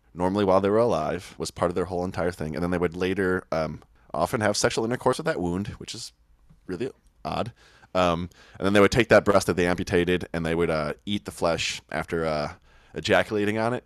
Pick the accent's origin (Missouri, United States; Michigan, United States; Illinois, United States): Illinois, United States; Oak Park; also born or lived in Chicago; I grew up in Oak Park, just next to Chicago.